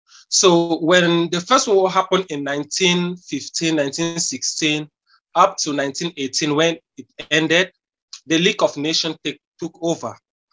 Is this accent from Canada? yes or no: no; Cameroon; now in South Africa; I'm speaking to you from South Africa, and I'm originally from Cameroon.